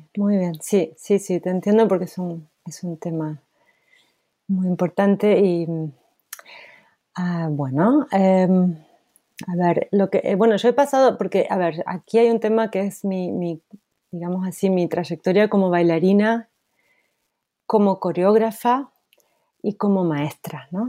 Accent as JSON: {"language": "Spanish", "country": "Argentina", "also_born_or_lived": "Luxembourg", "moved": "as an adult", "said": "yo como argentina"}